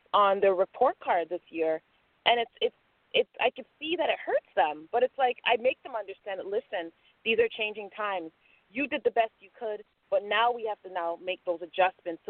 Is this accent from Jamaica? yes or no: yes; Jamaica; now in Toronto, Canada; I'm a Jamaican, and my grandma came here years before us